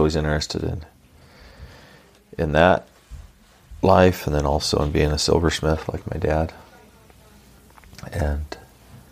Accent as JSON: {"language": "English", "area": "Elko County", "region": "Nevada", "country": "United States", "tie": "born or raised there", "also_born_or_lived": "Utah", "said": "I grew up in Elko County, Nevada"}